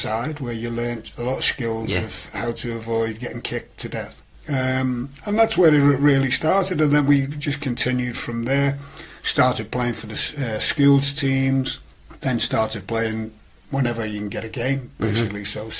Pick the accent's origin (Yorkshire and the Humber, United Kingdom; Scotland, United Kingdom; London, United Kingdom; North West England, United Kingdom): North West England, United Kingdom; Liverpool; moved away; also born or lived in South Africa; I was born in Liverpool 8, which is round the Smithdown Road, Toxteth area, and then moved out to speak in Liverpool because I had two older brothers and then I had a younger sister. So we moved out to Speke